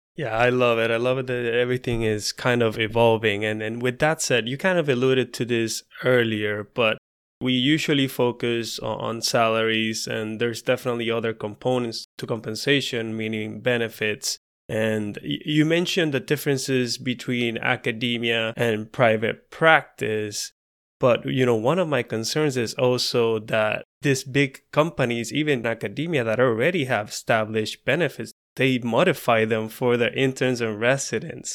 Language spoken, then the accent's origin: English; Puerto Rico; moved away as an adult; also born or lived in Alabama; We had to move from Puerto Rico, in our case, to Alabama to go to vet school